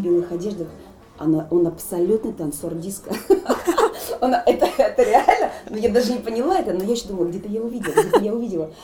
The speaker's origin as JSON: {"language": "Russian", "town": "Nalchik", "region": "Kabardino-Balkaria", "country": "Russia", "tie": "born or raised there", "moved": "yes", "said": "Я воспитывалась на Кавказе, в городе Нальчике"}